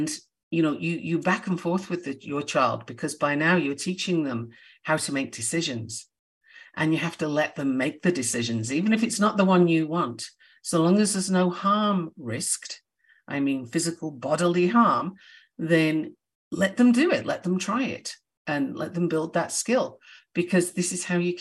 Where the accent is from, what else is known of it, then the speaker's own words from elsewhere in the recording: United Kingdom; I'm a Brit